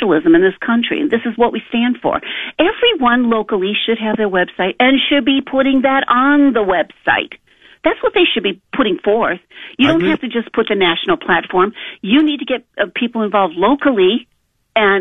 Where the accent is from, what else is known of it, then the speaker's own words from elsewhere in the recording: Lorain, Ohio, United States; that was my hometown. I grew up there